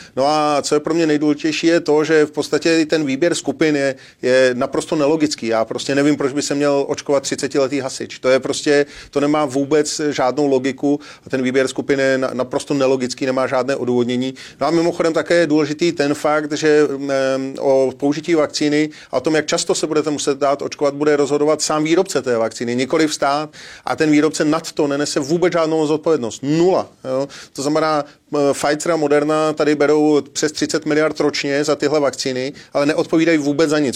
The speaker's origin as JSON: {"language": "Czech", "country": "Czechia"}